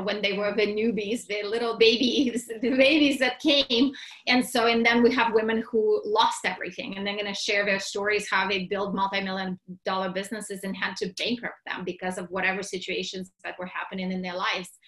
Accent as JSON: {"language": "English", "country": "Russia", "tie": "born or raised there", "moved": "yes", "said": "I was born and raised in Russia"}